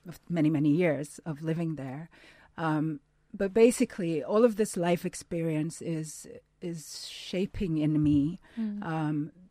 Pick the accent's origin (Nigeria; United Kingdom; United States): Nigeria; Lagos; I grew up in Lagos, a city in Nigeria, the largest city in Nigeria